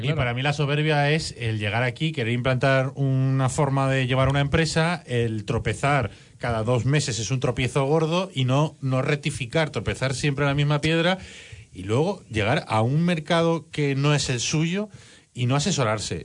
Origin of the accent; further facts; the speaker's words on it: Valencia, Valencian Community, Spain; somos los valencianos